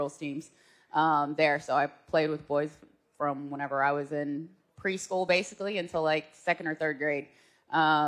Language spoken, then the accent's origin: English; Norman, Oklahoma, United States; moved away; also born or lived in Okmulgee, Oklahoma; I grew up in Norman for most of my life